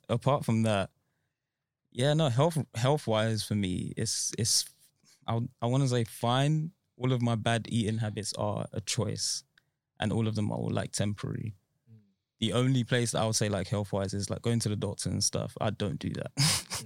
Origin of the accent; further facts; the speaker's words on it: Nigeria; I was born in Nigeria, so it was in Nigeria